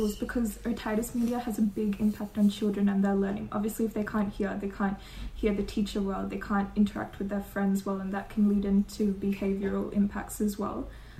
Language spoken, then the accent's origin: English; Albury, New South Wales, Australia; moved away as an adult; now in Sydney, Australia; what I thought was normal growing up in Albury compared to what was normal that I found in Sydney.